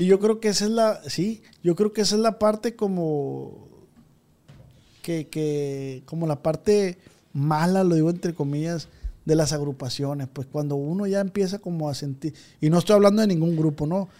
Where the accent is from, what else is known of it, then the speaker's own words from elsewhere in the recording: Culiacán, Sinaloa, Mexico; Yo soy de Culiacán, de aquí de Tierra Blanca.